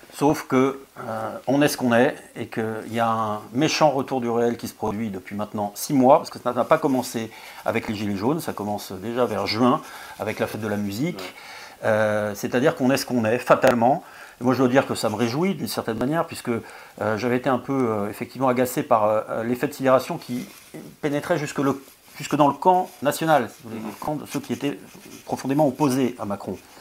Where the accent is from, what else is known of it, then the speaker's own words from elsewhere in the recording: France; on est français